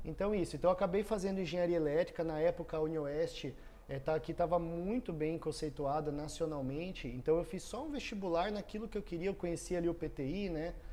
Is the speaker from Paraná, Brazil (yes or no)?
yes; Foz do Iguaçu, Paraná, Brazil; also born or lived in Cascavel; eu cresci em Foz, num ambiente de empreendedorismo